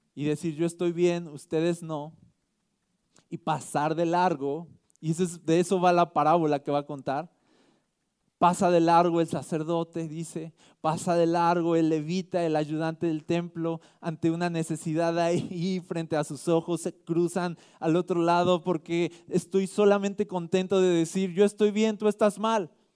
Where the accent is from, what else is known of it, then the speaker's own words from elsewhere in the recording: Mexico; nosotros somos mexicanos